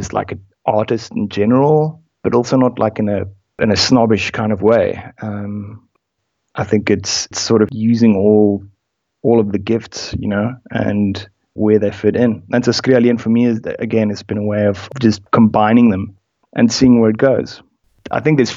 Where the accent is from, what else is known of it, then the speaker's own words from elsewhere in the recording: South Africa; also born or lived in United Kingdom; growing up in South Africa.